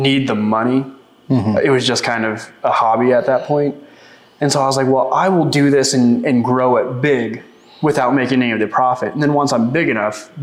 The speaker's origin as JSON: {"language": "English", "area": "Vice", "region": "Oklahoma", "country": "United States", "tie": "born or raised there", "also_born_or_lived": "Olympia, Washington", "moved": "as an adult", "said": "I grew up here in Vice. I moved to Olympia, Washington in 2015"}